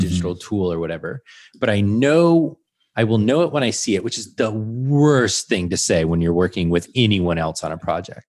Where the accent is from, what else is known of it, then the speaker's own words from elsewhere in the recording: Georgia, United States; moved away; I'm from Georgia originally.